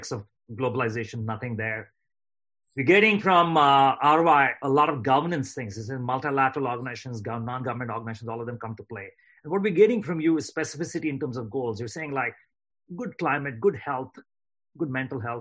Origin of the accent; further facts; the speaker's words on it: India; now in United States; I grew up in India and I grew up middle class.